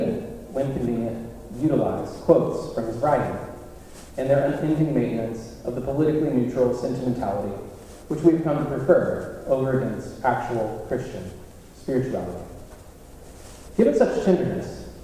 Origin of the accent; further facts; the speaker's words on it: the South, United States; also born or lived in Birmingham, Alabama / Texas / Louisiana; Having been born in Birmingham, raised in Texas and Louisiana, and having preached all my adult life in the Deep South